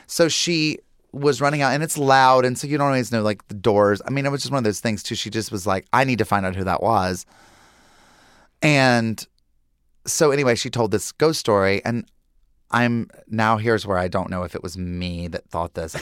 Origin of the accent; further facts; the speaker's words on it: Lincolnton, North Carolina, United States; moved away; Growing up in Lincolnton, North Carolina